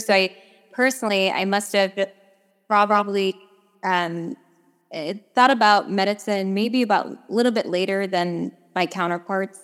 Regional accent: New York, United States; moved away as an adult; I am originally from New York, uh, born, bred, raised, trained

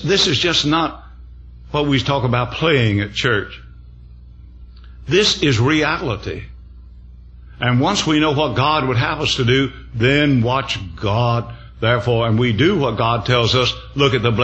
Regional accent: the South, United States; I came from the South

